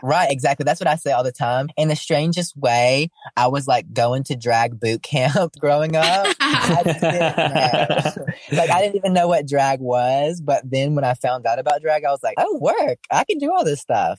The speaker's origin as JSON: {"language": "English", "region": "Alabama", "country": "United States", "said": "I'm from Alabama"}